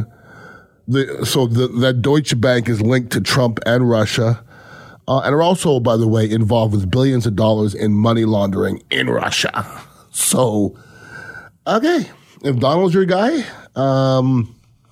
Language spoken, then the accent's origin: English; Canada; now in United States; I'm not from this country. I'm originally from Canada.